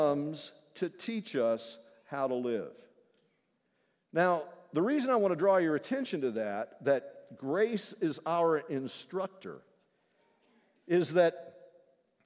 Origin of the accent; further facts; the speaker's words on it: Kentucky, United States; I'm from Kentucky